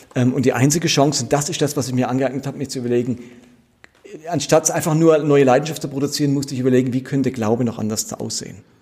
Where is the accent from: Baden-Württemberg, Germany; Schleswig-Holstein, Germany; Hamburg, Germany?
Baden-Württemberg, Germany; Karlsruhe; also born or lived in Basel; aufgewachsen bin ich in Karlsruhe katholisch